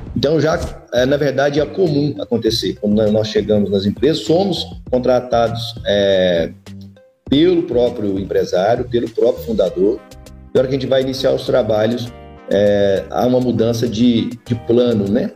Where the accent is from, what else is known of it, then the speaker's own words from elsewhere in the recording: Brazil; nós brasileiros